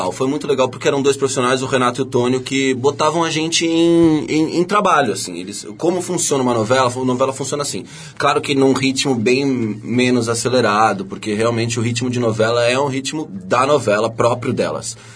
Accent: São Paulo, Brazil; Eu, eu cresci no Brooklyn.

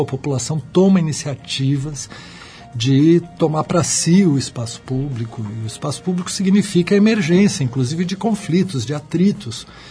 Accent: São Vicente, São Paulo, Brazil; eu nasci em São Vicente, ali colado em Santos, e a, o meu colégio ficava na frente da praia

